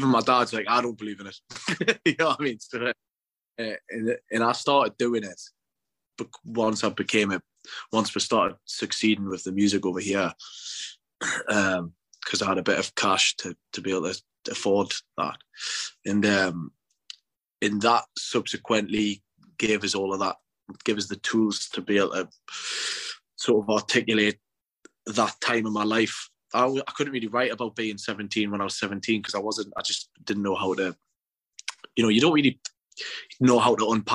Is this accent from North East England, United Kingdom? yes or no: yes; North East England, United Kingdom; being a teenager in the northeast of England.